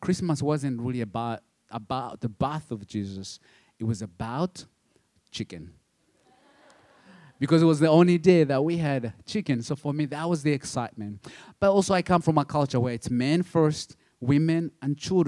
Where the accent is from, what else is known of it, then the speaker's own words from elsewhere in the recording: Uganda; English is a second language; moved away; I'm from Uganda, but my dad is from Rwanda